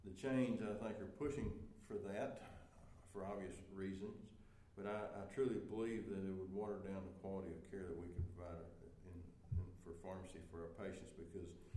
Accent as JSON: {"language": "English", "town": "Hico", "region": "Texas", "country": "United States", "tie": "born or raised there", "also_born_or_lived": "Houston, Texas", "lives_now": "Stephenville, United States", "said": "I moved to Stephenville, which is near my hometown of Hyco"}